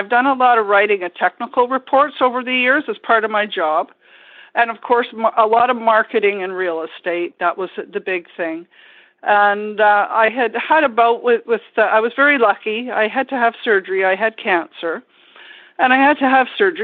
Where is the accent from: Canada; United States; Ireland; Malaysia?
Canada; Ottawa, Ontario; moved away as an adult; now in Vancouver Island, Canada; I grew up in Ottawa, in Ontario, originally